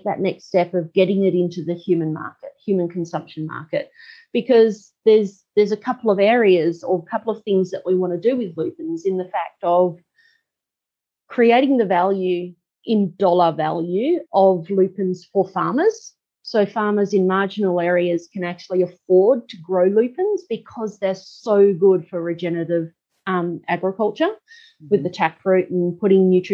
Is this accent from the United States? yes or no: no; Geraldton, Western Australia, Australia; I grew up in Geraldton, which is our closest town